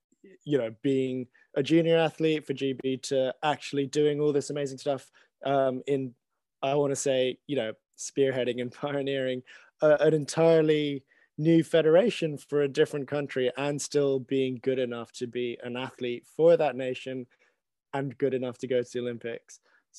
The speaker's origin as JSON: {"language": "English", "country": "Hong Kong", "said": "I'm from Hong Kong. We don't have winters. We don't have winter sports."}